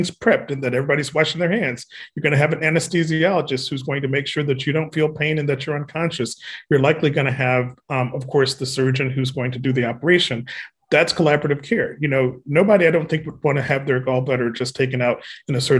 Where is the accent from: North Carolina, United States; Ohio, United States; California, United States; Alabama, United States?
Alabama, United States; I'm a Southerner. I'm from Alabama, and I'm proud of it